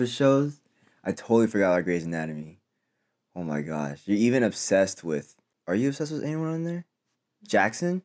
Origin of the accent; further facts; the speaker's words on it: Philippines; I'm Filipino